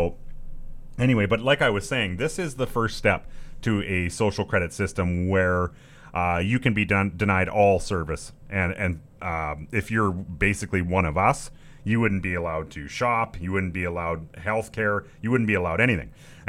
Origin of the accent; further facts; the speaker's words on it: Canada; being Canadian